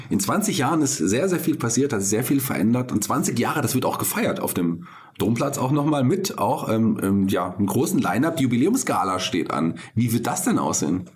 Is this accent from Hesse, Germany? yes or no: yes; Fulda, Hesse, Germany; gebürtiger Fulderer und auch Kulturmensch aus Fulda